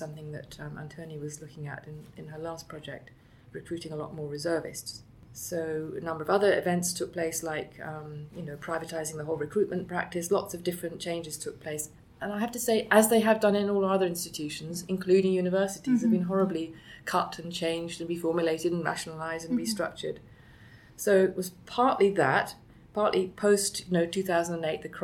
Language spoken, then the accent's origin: English; near Andover, South East England, United Kingdom; I grew up actually near Andover, which is the town nearest Tidworth